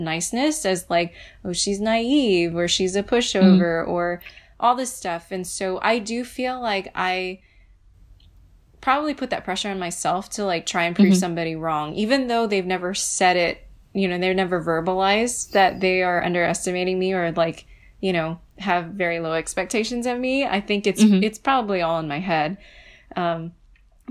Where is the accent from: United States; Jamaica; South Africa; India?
United States; I'm first generation born in the U.S.